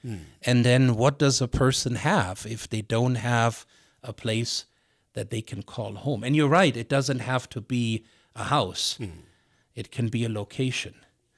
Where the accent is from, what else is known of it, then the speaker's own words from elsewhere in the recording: Missoula, Montana, United States; And I say, Missoula, Montana. Oftentimes people go, where's that?